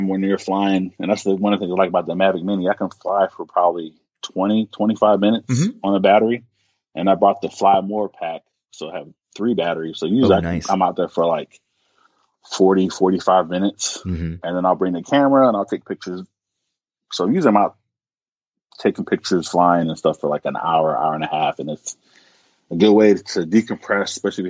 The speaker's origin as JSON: {"language": "English", "region": "Maryland", "country": "United States", "also_born_or_lived": "Baltimore, Maryland", "moved": "yes", "lives_now": "Omaha, United States", "said": "I'm originally from Maryland, so I lived in Baltimore before I came here"}